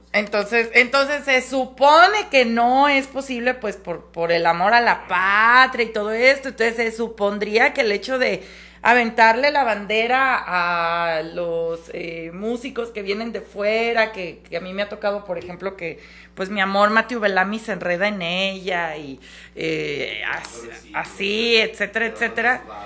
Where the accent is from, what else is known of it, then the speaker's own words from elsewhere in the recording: Mexico; somos mexicanos